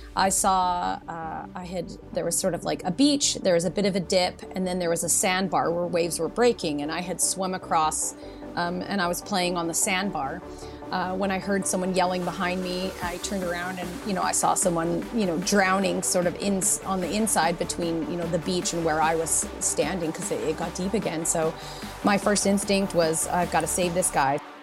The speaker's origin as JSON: {"language": "English", "town": "Nanaimo", "region": "British Columbia", "country": "Canada", "tie": "born or raised there", "lives_now": "Tofino, Canada", "said": "I grew up in Nanaimo"}